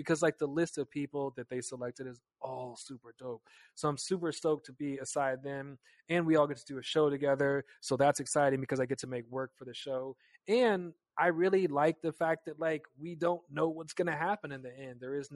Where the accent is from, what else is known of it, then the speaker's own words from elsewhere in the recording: Kansas, United States; We're just like kids from Kansas